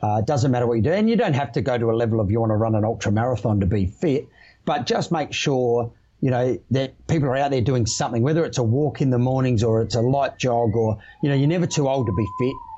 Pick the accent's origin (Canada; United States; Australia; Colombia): Australia; South Australia; I came across the Nullarbor from your home state, mate, back to my home state. Yeah. Uh, Perth to Adelaide